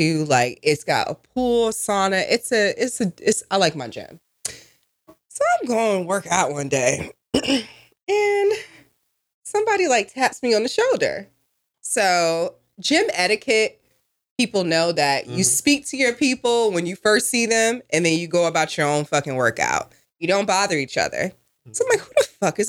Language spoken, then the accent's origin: English; New Jersey, United States; I'm from Jersey